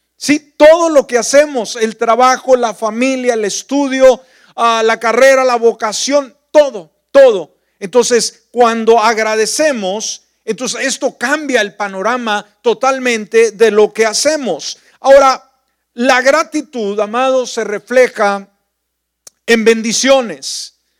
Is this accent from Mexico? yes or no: yes; northern Mexico, Mexico; moved away; mi pueblo, a la cabalgata, eh, pues toda la gente andaba de sombrero, de botas, la tradición, la parte norte de la República Mexicana, el lugar donde yo nací.